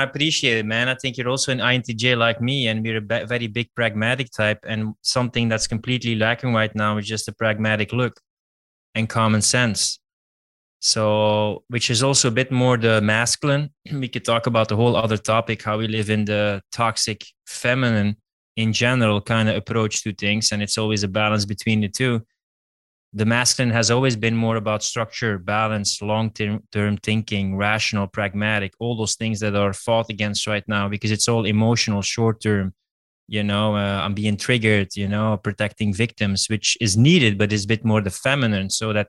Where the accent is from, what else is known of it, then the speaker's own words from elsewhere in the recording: Russia; Like, dude, I'm just from Russia playing tennis.